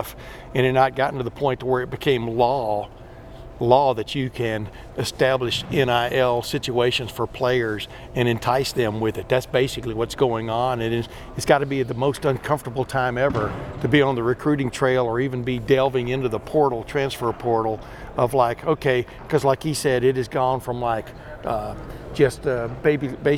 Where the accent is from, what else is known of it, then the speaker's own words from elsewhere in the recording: Alabama, United States; moved away; also born or lived in Texas; I was born and raised in Alabama and moved to Texas.